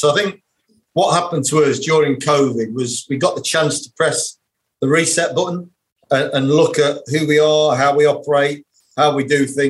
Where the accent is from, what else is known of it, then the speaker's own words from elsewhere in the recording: Leicester, East Midlands, United Kingdom; moved away as an adult; also born or lived in Yorkshire / Oldham; my background is I am a Leicester lad. I was born and bred in Leicester, but then I moved to Yorkshire when I was 18, studied in Yorkshire